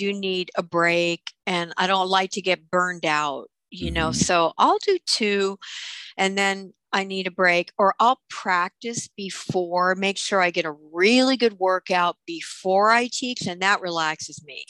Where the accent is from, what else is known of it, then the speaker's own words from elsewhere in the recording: New York City, New York, United States; I grew up in Brooklyn